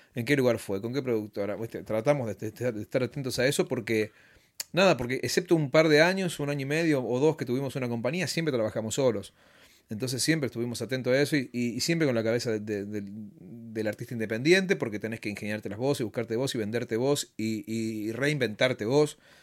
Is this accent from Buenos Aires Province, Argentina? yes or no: yes; Bahía Blanca, Buenos Aires Province, Argentina; moved away as an adult; now in Buenos Aires, Argentina; Yo nací acá, nací en Balcarce al 200